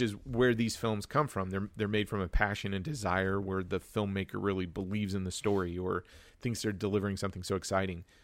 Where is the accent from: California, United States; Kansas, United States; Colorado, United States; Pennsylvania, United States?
Kansas, United States; Wichita; I was born and raised in Wichita, Kansas